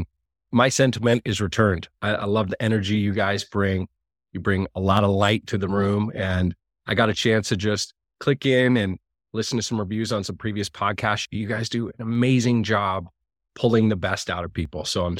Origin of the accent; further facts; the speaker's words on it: Montana, United States; my little local community where I grew up in Montana